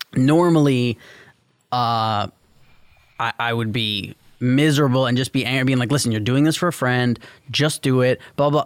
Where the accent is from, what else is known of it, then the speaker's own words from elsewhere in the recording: New York City, New York, United States; growing up in New York City